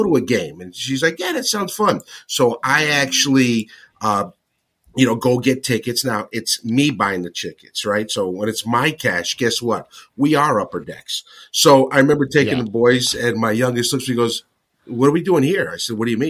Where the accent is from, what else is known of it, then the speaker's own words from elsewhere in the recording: Stamford, Connecticut, United States; moved away as an adult; I'm from a small town called Stamford, Connecticut. And back in the day when I was there, I moved when I was 18 and moved around the world.